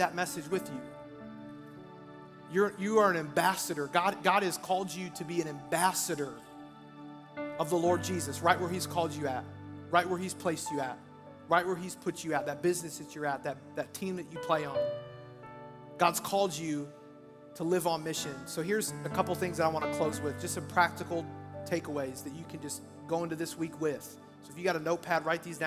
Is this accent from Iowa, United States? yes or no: yes; Iowa, United States; I'm from Iowa. I used to work at a place after I graduated high school